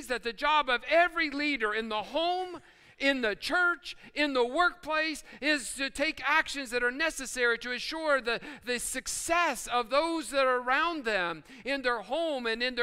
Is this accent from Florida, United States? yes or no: no; West Virginia, United States; I'm reminded of what I learned growing up in West Virginia.